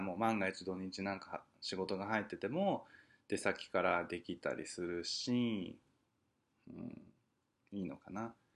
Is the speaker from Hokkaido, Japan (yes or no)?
no; Tokyo, Japan; moved away as an adult; now in New York, United States; 生まれてから二十、二十三年しか東京にいなかったのにさ